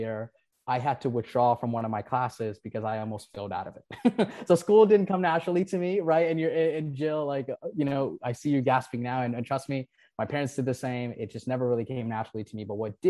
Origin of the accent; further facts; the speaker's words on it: Nepal; now in United States; I was born and raised in Nepal. I moved to the US in 2006.